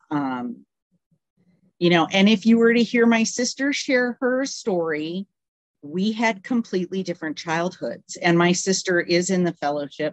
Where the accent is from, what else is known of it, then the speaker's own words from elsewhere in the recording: California, United States; moved away as an adult; also born or lived in Canada / Wisconsin; now in Tennessee, United States; I was born in Canada, raised in Wisconsin for the first 10 years of my life. And then I spent the next, um, up until four years ago in California